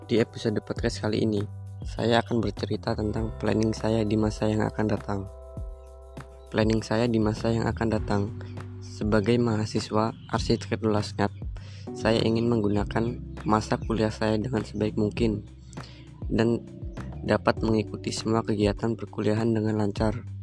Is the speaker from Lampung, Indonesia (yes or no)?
yes; Way Kanan, Lampung, Indonesia; Saya berasal dari Provinsi Lampung, tepatnya di Kabupaten Waikana.